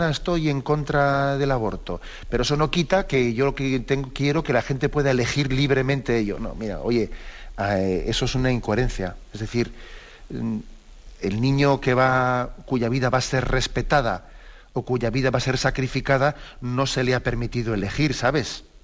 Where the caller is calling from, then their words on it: Las Palmas de Gran Canaria, Canary Islands, Spain; aquí de Las Palmas, de Gran Canaria.